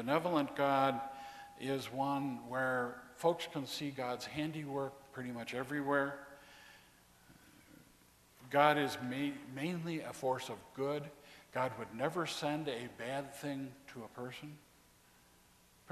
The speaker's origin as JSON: {"language": "English", "region": "Texas", "country": "United States", "said": "I'm from Texas, hot."}